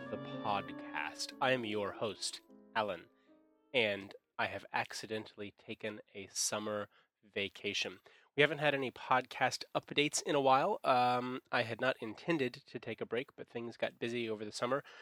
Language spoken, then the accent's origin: English; Taipei, Taiwan; something going on here in my hometown in Taipei